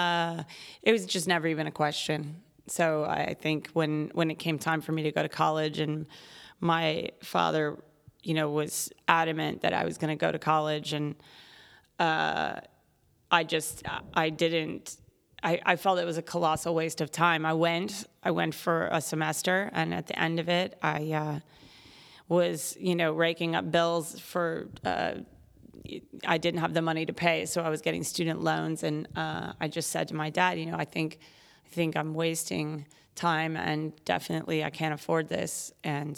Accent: Virginia, United States; My mother was a horse person, and so we were growing up in Virginia, which is also horse country

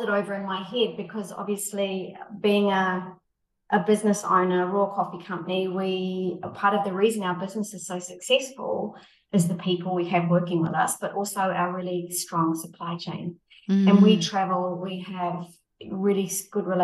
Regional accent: New Zealand; now in United Arab Emirates; I come from New Zealand where we're quite a young country

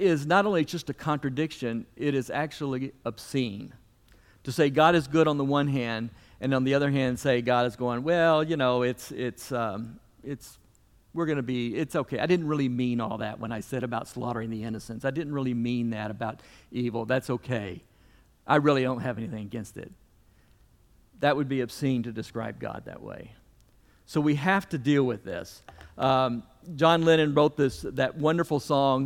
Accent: the South, United States; as a Southerner

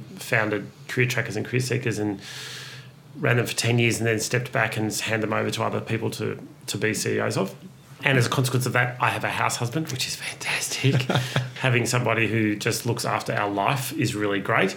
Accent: Ararat, Victoria, Australia; moved away; I grew up in a rural country town

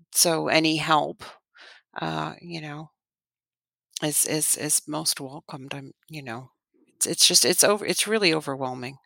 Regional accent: Canada; moved away; I'm Canadian

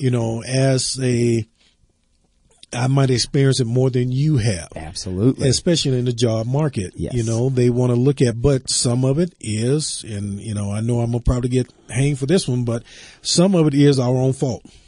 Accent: the South, United States; moved away; I grew up in the South yes. and I go home as often as I can.

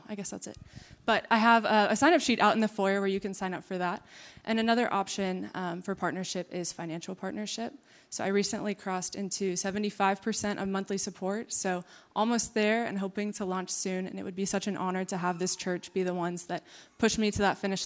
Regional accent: Wichita, Kansas, United States; now in Manhattan, United States; I'm originally from the Wichita area, but now call Manhattan a home

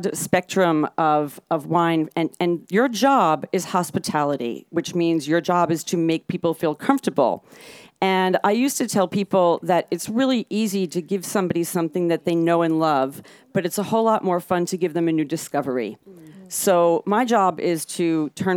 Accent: New York, United States; I grew up in New York

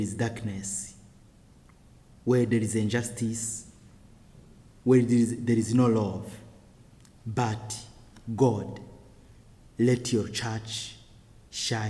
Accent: Burundi; I am from the Hutu tribes of Burundi

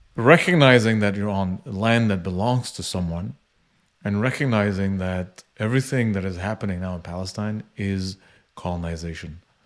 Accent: Canada; I was born in Canada

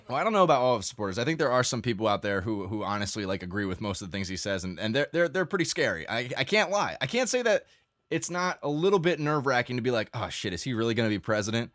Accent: United States

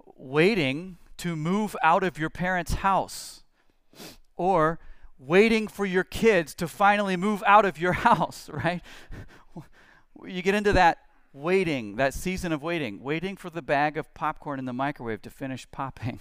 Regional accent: United States; as Christians, as American Christians especially

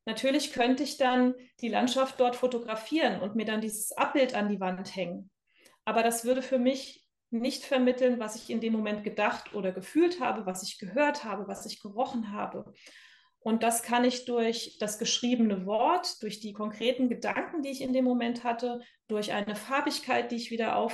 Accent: Bad Kreuznach, Rhineland-Palatinate, Germany; also born or lived in United States; Äh, in Bad Kreuznach, das ist in Rheinland-Pfalz, in der Nähe von Mainz.

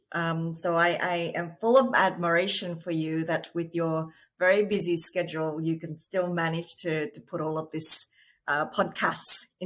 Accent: Australia; now in New York, United States; Um, I am Australian um, in terms of my citizenship, but currently living in New York.

